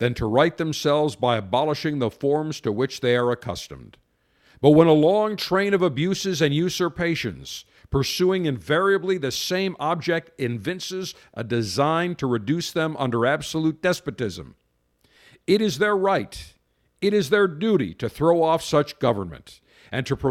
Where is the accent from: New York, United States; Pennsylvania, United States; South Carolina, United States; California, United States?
New York, United States; Buffalo; growing up in Western New York in Buffalo